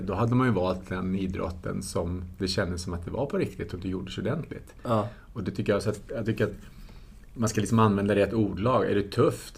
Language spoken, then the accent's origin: Swedish; Tyresö, Stockholm County, Sweden; Vi växte upp tillsammans i Tyresö